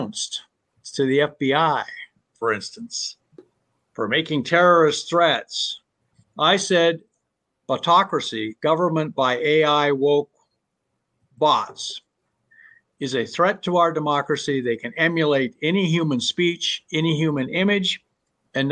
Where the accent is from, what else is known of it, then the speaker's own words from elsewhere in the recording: Southern Oregon, United States; I grew up in Southern Oregon